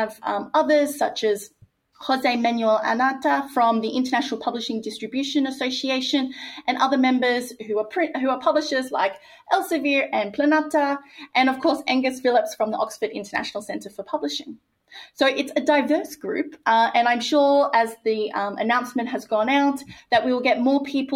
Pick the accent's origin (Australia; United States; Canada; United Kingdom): Australia; my home country of Australia